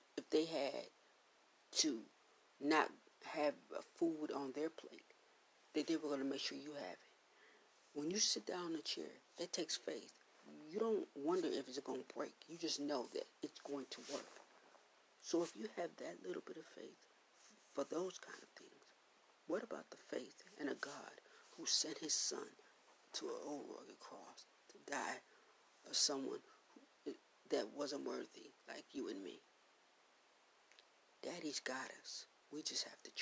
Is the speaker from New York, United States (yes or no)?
yes; Buffalo, New York, United States; I grew up in New Zion Baptist Church there in Buffalo, New York